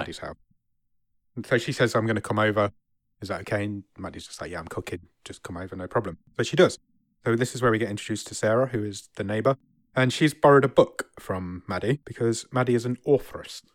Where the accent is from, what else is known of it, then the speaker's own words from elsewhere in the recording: England, United Kingdom; I'm English